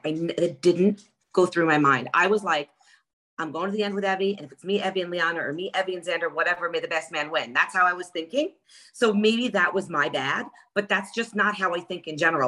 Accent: New York, United States; I'm from New York

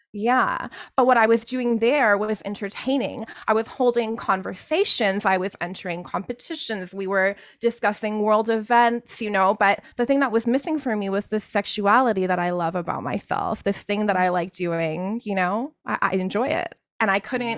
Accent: Canada; I was born in Canada

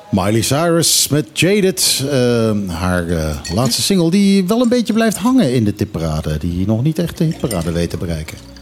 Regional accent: Netherlands; now in Bonaire; ik ben toch een Hollander

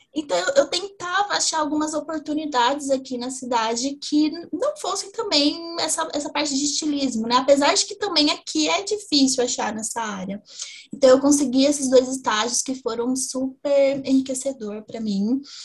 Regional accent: interior of São Paulo, Brazil; now in Ribeirão Preto, Brazil; eu sou do interior de São Paulo

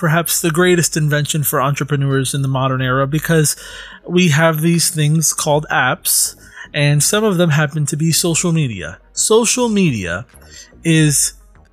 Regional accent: United States; I was born in America, but my parents are both Hispanic.

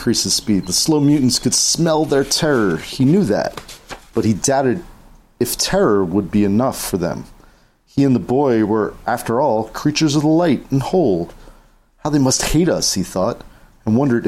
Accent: New Jersey, United States; we're from New Jersey

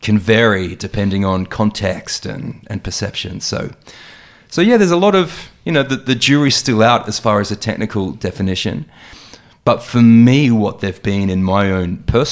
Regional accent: Adelaide, South Australia, Australia; moved away as an adult; also born or lived in Sydney; I was born in Adelaide and I moved to Sydney around 2004.

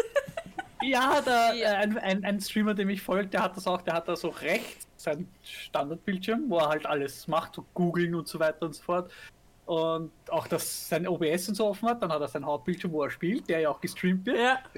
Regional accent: Austria; bei uns in Österreich

